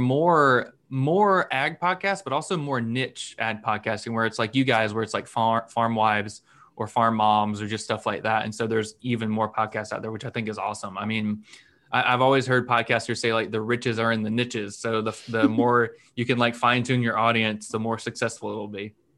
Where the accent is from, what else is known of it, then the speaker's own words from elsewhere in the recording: North Florida, United States; I've lived in um, North Florida my whole life